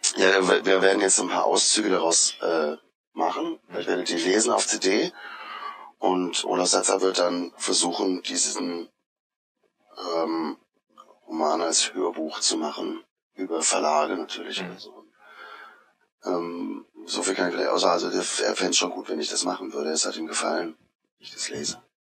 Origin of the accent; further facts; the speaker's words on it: Odenwald area, southern Hesse, Germany; accent: South Hessian; also born or lived in Marburg, Hesse (birthplace); kam ich gleich mit ein, zwei Jahren runter in die Odenwaldecke